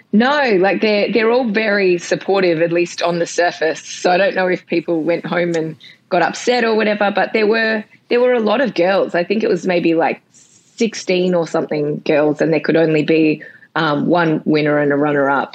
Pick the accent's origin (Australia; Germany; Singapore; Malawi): Australia; I'm just from Australia.